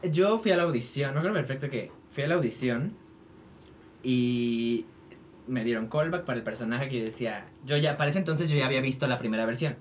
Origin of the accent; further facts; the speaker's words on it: Toluca, State of Mexico, Mexico; now in Mexico City, Mexico; yo nací allá, crecí allá, empecé a hacer teatro musical allá